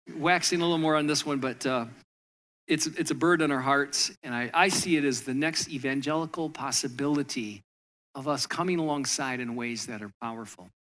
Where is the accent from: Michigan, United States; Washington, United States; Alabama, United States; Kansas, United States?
Michigan, United States; moved away as an adult; also born or lived in Southern California; now in New Jersey, United States; I grew up in Michigan